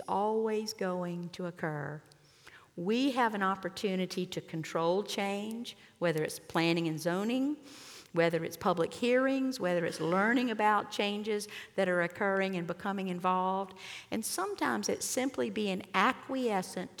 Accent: Columbia, South Carolina, United States; moved away as an adult; now in Pawleys Island, United States; I grew up in Columbia

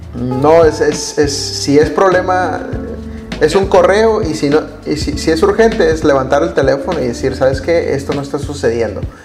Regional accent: Mexico; nosotros como mexicanos

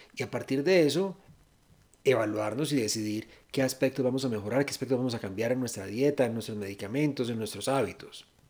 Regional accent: Venezuela; now in Colombia; yo soy una compatriota venezolana, estoy aquí en Colombia

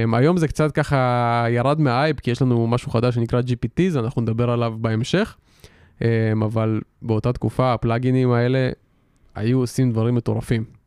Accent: Israel; אנחנו כולנו ישראלים

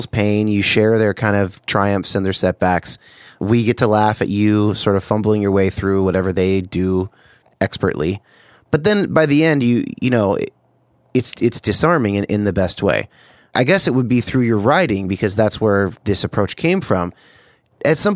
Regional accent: California, United States; now in Seattle, United States; I'm from California.

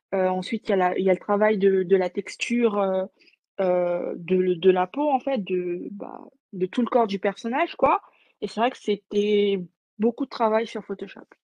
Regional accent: French Guiana; je suis née, j'ai grandi en Guyane

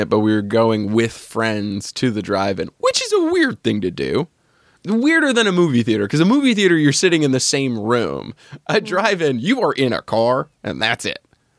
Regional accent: New Hampshire, United States; moved away; when I was growing up in New Hampshire, it was woods.

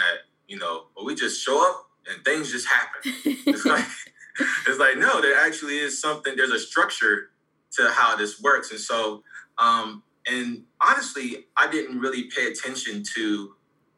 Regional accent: Savannah, Georgia, United States; now in Orlando, United States; I'm originally from Savannah, Georgia. I reside in Orlando, Florida

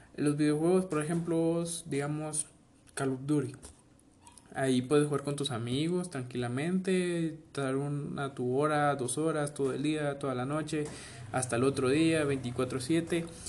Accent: Guatemala; nosotros somos bueno, los guatemaltecos, los chapines

